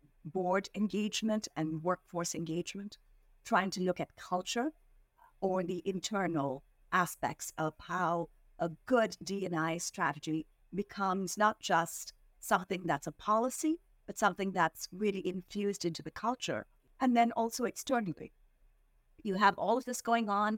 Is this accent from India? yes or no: yes; India; moved away as an adult; now in Philadelphia, United States; I was born and raised in India